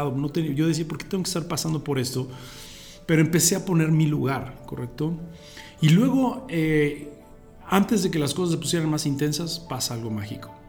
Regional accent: Mexico; born there; moved away; yo nací en, la, en México, este, eh, mis papás también son de la, de la, República Mexicana. Después, muchos años de nuestra vida tuvimos eh, la oportunidad de, estar fuera de México.

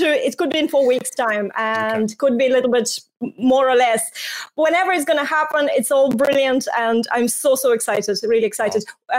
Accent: Tallinn, Harju County, Estonia; now in Ireland; I'm moving countries from Ireland, where I've been for 21 years, to Estonia, Tallinn, Estonia, where I'm from originally.

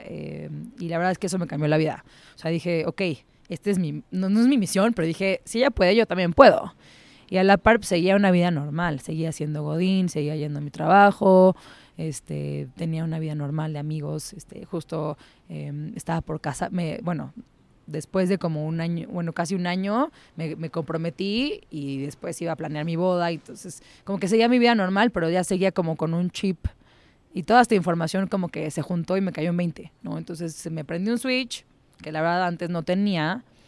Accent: Mexico City, Mexico; soy chilanga, soy de la Ciudad de México. Eh, nací aquí, crecí aquí, toda mi vida he vivido aquí

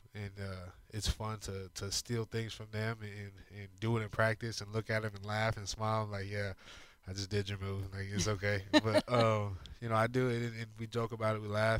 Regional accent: Arizona, United States; moved away as an adult; also born or lived in New Mexico; now in Houston, United States; I grew up in Arizona

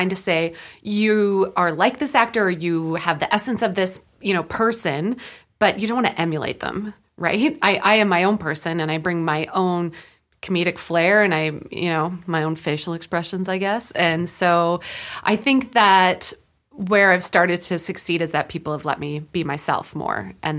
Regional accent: Prince George, British Columbia, Canada; For me, I started doing theater in where I grew up in Prince George, and I loved theater.

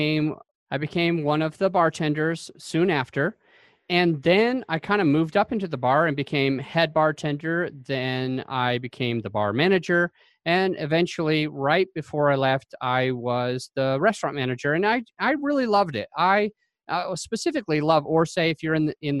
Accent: Utah, United States; moved away as an adult; now in Jacksonville, United States; I'm originally from Utah

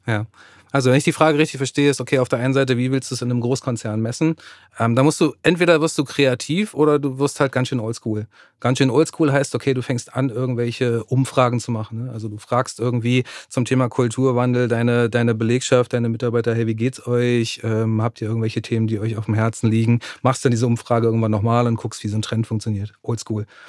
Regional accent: Germany; bei uns in Deutschland, in Westeuropa

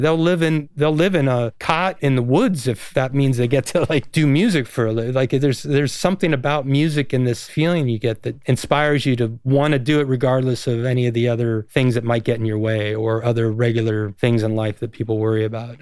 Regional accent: Hudson, Ohio, United States; moved away; also born or lived in San Mateo, California / Oakland, California; we were in just outside of Cleveland, Ohio, in a small town called Hudson. I was there for ten years

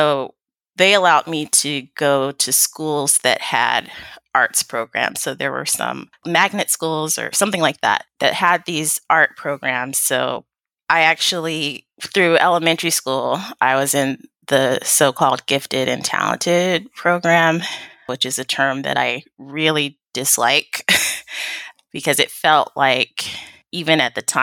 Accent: Sacramento, California, United States; I was born and raised in Sacramento, California, so I'm definitely a California

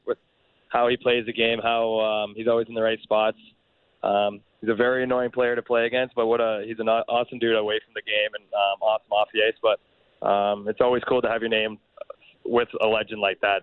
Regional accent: Canada; we're Canadian

